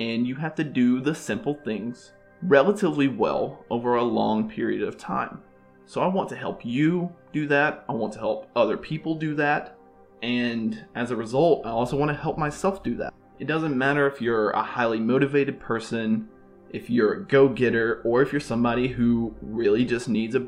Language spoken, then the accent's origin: English; Alabama, United States; moved away as an adult; now in Boca Raton, United States; born and raised in Alabama